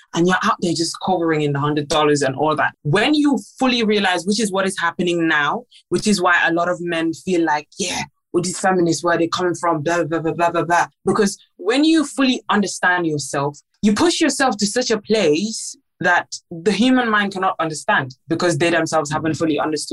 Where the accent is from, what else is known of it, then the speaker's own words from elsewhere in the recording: Gambia; I'm half Nigerian, I'm half Gambian.